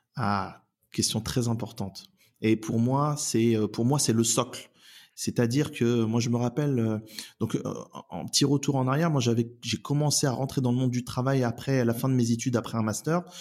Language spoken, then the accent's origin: French; Oissel, Normandy, France; also born or lived in Elbeuf / Saint-Pierre-lès-Elbeuf; j'habite euh, la métropole de Rouen depuis bah, depuis toujours. J'y suis né, je suis né à Elbeuf. j'ai fait mes études, j'ai grandi sur Oissel